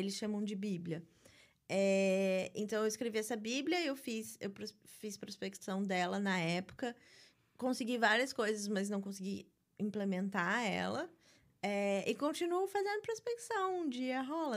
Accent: Rio de Janeiro, Brazil; moved away as an adult; also born or lived in São Paulo, Brazil; now in New York, United States; Sou da Barra da Tijuca, quando tudo era mato lá.

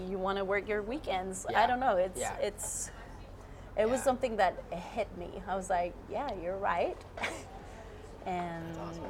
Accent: Mexico City, Mexico; first language Spanish; English is a second language; moved away as an adult; also born or lived in Anchorage, Alaska / Los Angeles; now in San Diego, United States; So I got raised in Mexico City.

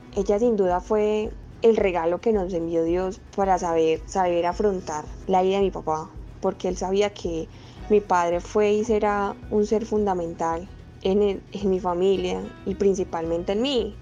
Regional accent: Medellín, Antioquia, Colombia; soy de la ciudad de Medellín

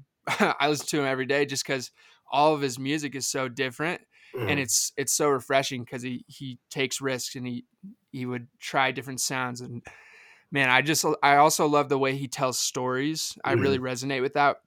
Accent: McKinney, Texas, United States; I'm from Dallas, Texas, but just north, a city called McKinney.

